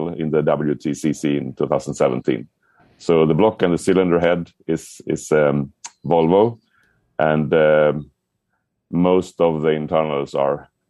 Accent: Sweden; I'm from Sweden.

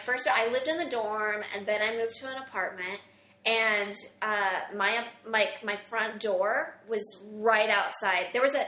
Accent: Mount Vernon, Illinois, United States; Southern Illinois, Mount Vernon.

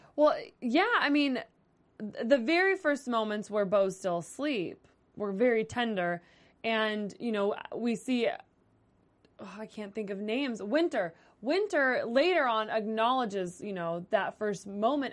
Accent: Las Vegas, Nevada, United States; I'm from Las Vegas

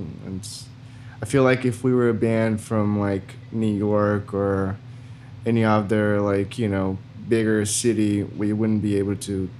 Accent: Brazil; moved away; I was born in Brazil.

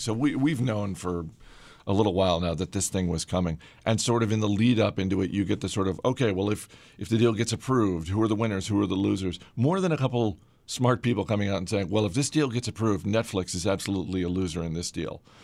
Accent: Boston, Massachusetts, United States; moved away; I was just up in the, uh, the motherland.

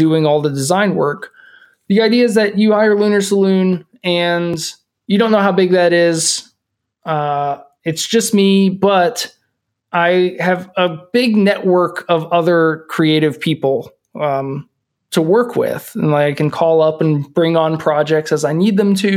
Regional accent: Kentucky, United States; also born or lived in California; now in Minneapolis, United States; We're both from Kentucky, which doesn't get super cold, but it gets cold when it's Christmas because it should

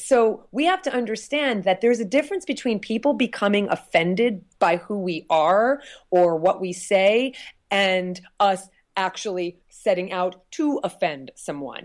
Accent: New Jersey, United States; moved away; I'm from New Jersey originally

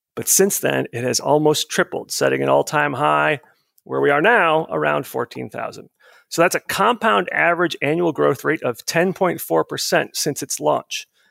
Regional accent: outside of Tampa, Florida, United States; moved away; my hometown outside of Tampa, Florida

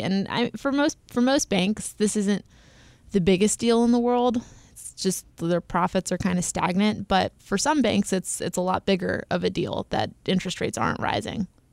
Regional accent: United States; accent: American; my horrible American accent

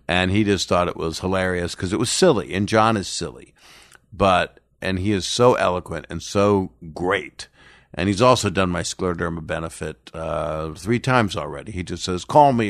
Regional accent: Philadelphia, Pennsylvania, United States; moved away; my hometown, Philly

